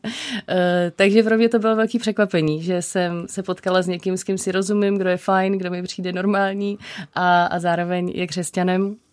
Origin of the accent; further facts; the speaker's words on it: Prague, Czechia; jsem vyrostla v Praze